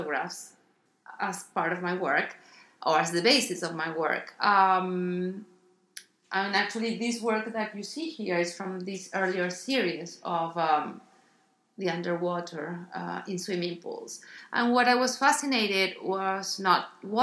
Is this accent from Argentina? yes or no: yes; Argentina; moved away as an adult; also born or lived in Miami, United States; now in Los Angeles, United States; I'm originally from Argentina.